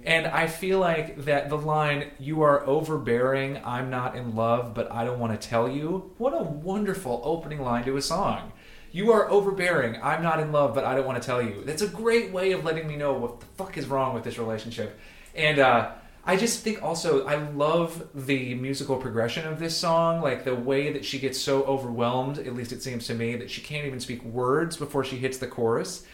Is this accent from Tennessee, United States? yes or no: yes; Chattanooga, Tennessee, United States; I am from Southeast Tennessee, from Chattanooga